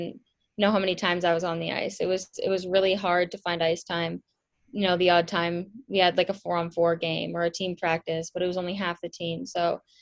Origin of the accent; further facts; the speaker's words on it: Milton, Ontario, Canada; I grew up in Milton, Ontario, and I still live there